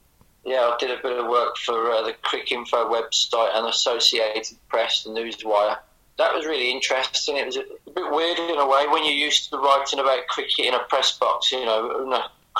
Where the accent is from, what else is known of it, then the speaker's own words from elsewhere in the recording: Birmingham area, West Midlands, United Kingdom; we're both from the Birmingham area